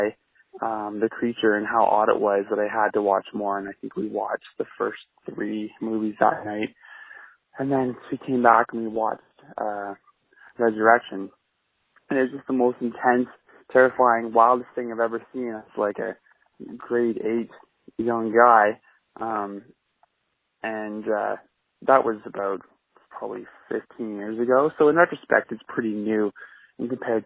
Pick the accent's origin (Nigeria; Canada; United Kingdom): Canada; I'm a Canadian guy who's 28 years old